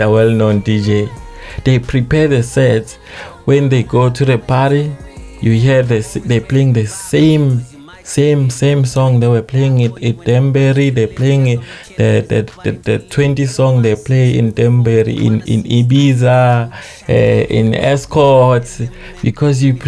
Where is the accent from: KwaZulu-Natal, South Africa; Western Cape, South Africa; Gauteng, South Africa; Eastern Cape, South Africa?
KwaZulu-Natal, South Africa; Estcourt; I'm from Africa